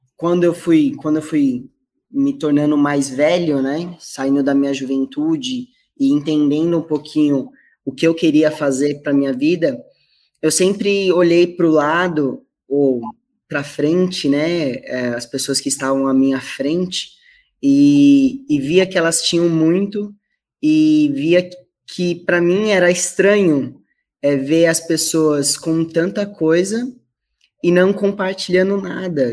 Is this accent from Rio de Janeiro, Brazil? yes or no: no; São Paulo, Brazil; vim aí da, de uma comunidade chamada Jardim Pantanal, não sei se vocês já ouviram falar, fica na zona leste de São Paulo